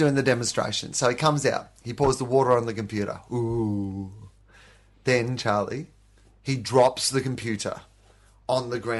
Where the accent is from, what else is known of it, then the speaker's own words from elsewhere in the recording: Australia; I love Australians, but there is a fucking, there's one part of being Australian that really shits me